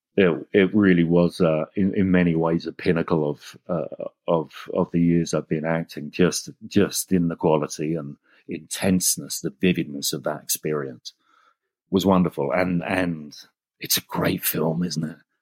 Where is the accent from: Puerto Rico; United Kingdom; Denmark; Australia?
United Kingdom; England; And I'm English